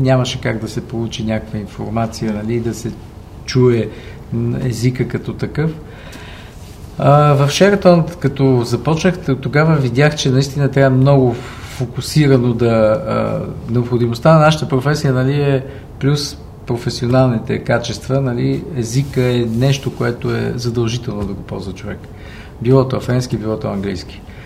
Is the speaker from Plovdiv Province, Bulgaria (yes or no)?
no; Sofia, Sofia City, Bulgaria; moved away as an adult; отраснал съм до Герена и респективно съм от Левски до ден днешен